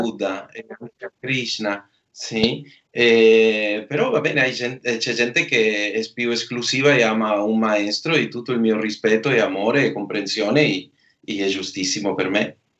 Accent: Argentina; moved away

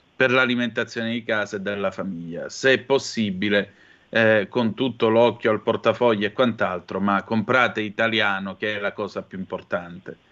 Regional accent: Vibo Valentia area, Calabria, Italy; dalle mie parti, lo sapete, c'è tonno Callipo, tonno Sardanelli

